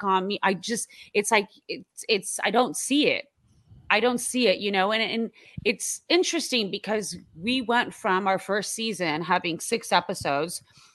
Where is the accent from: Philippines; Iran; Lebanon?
Iran; moved away; I'm from Iran